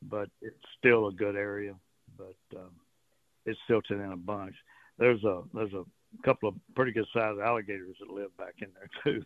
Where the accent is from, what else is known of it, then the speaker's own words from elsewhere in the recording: Port Arthur, Texas, United States; I grew up with them around Port Arthur